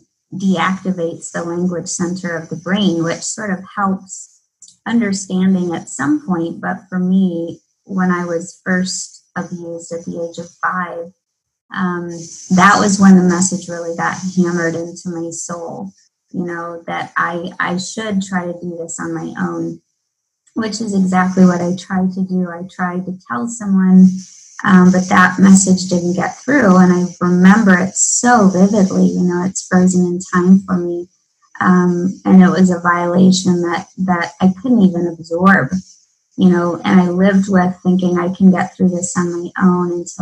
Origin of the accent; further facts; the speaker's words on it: Midwest, United States; Everything that I'd been taught growing up in the Midwest